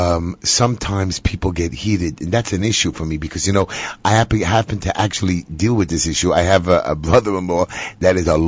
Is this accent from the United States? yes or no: yes; New York City, New York, United States; I was born and raised in Bensonhurst